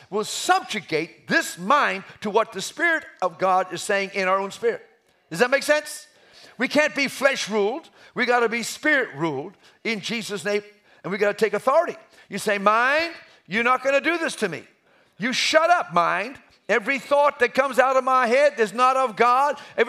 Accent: Umbabon, Eswatini; I was raised in Africa. I'm an African. I just happen to be white. But I was raised in, remember, a mission station, Umbabon, Swaziland.

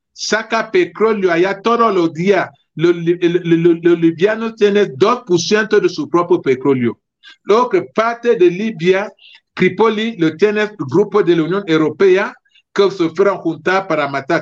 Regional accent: Cameroon; mi país, Camerún

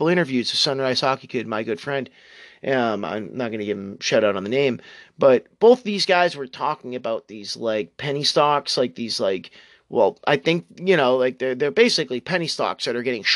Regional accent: New England, United States; my hometown and my current residing town, old property that my family owns

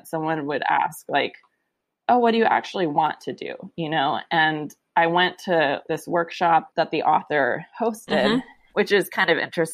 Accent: San Francisco, California, United States; I grew up in San Francisco

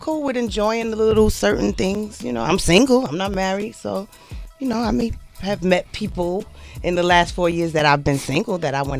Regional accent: Newark, New Jersey, United States; from the bricks.

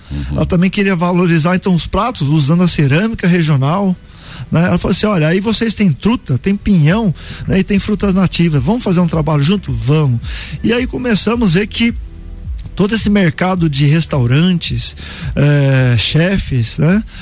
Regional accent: São Paulo, Brazil; also born or lived in Paraná; Eu vim do estado de São Paulo, passei pelo Paraná e a gente trabalhava com uva

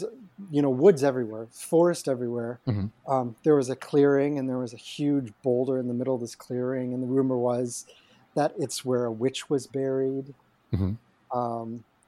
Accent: outside Cleveland, Ohio, United States; growing up in Ohio. We were sort of, it was right on Lake Erie outside of Cleveland in the suburbs.

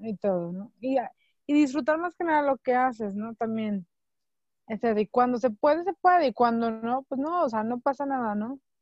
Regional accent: Mexico; somos muy, el mexicano es muy unido

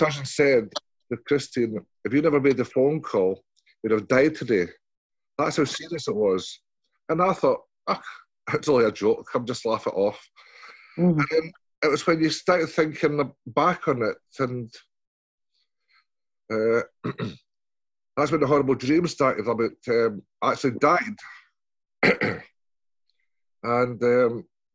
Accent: Scotland, United Kingdom; I'm Scottish

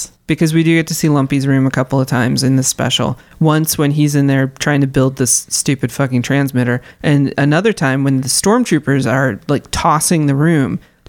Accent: Overland Park, Kansas, United States; I grew up in Overland Park.

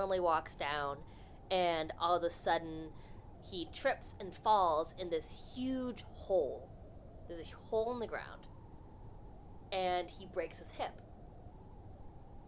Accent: Los Angeles, California, United States; now in Boston, United States; I'm originally from Los Angeles

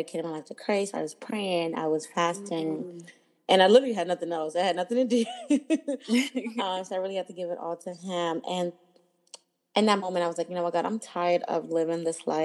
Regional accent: Lagos, Nigeria; also born or lived in New York / Maryland / Washington, D.C. / Philadelphia; now in Oakland, United States; I was born and raised in Lagos, Nigeria

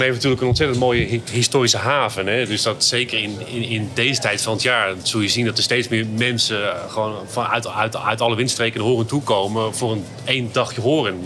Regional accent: Hoorn, North Holland, Netherlands; ik ben opgegroeid in Horen

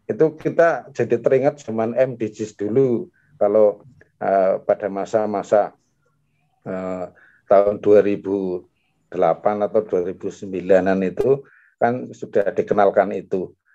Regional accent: Baturraden, Central Java, Indonesia; Pertama kenalkan saya dari Batu Raden, Pak.

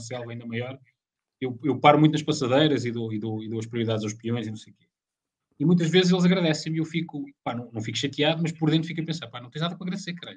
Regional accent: Leiria, Centro, Portugal; eu sou de Leiria

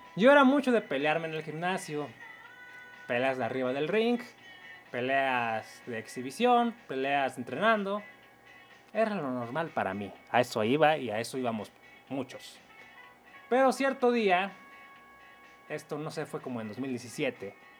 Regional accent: Mexico; tengo raíces indígenas como todo mexicano

